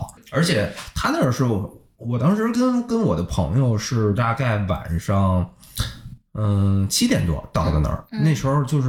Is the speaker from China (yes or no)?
yes; northern China, China; 因为作为一个北方人，我这么多年从来没有去过江浙沪。